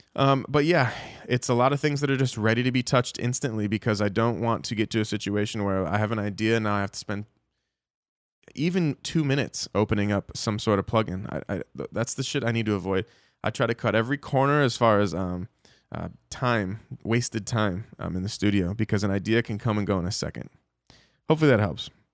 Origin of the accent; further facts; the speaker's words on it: Dallas, Texas, United States; we're in my hometown, Dallas, Texas